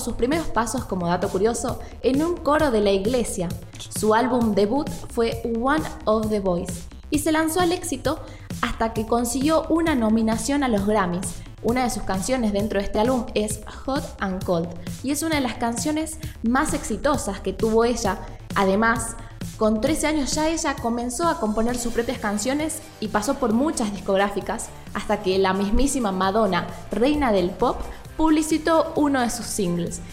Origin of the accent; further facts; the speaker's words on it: Argentina; nosotros argentinos